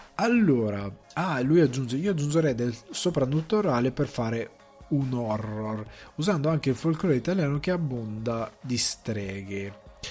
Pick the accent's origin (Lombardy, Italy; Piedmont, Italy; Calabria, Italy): Lombardy, Italy; a village in the Crema area; vengo da un paesino del Cremasco